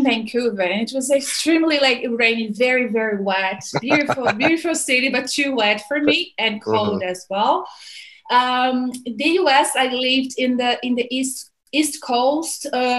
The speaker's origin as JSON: {"language": "English", "region": "Rio de Janeiro", "country": "Brazil", "also_born_or_lived": "Canada / United States", "moved": "as an adult", "lives_now": "Australia", "said": "I'm from Rio."}